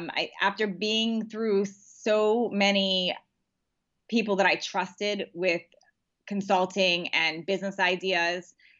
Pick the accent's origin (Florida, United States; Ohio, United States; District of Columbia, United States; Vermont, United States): District of Columbia, United States; Washington; now in San Diego, United States; Washington, D.C.